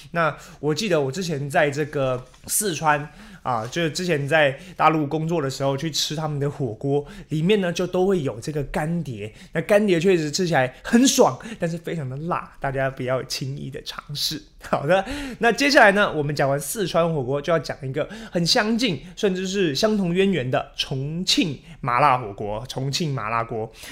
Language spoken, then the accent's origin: Chinese; Taiwan; 比较脱离我们台湾人的口味了